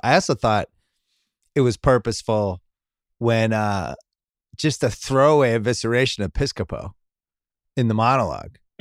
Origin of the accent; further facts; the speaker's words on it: New England, United States; little white kid growing up in New England